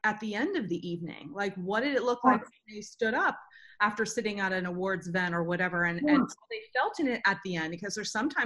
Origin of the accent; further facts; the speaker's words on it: Florida, United States; moved away; I'm from Florida.